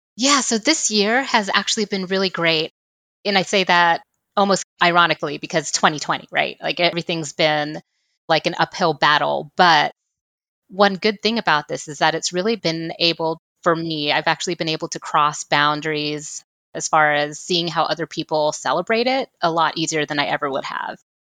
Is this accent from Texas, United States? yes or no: yes; Texas, United States; I'm just from Texas